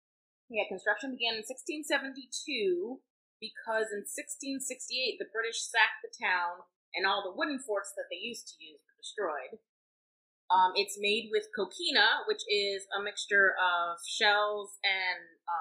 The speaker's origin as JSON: {"language": "English", "region": "Florida", "country": "United States", "tie": "born or raised there", "said": "we're both from Florida. Well, not from originally, but we met in Florida going to school there."}